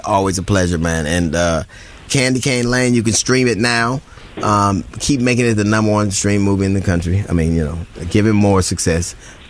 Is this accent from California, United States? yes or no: yes; California, United States; we grew up in California.